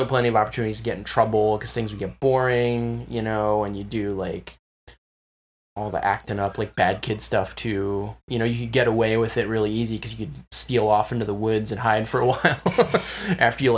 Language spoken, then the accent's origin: English; Glen Arm, Maryland, United States; I'm from Glen Arm. It's a rural area, like roughly 40 minutes away, 40 minutes north of Baltimore City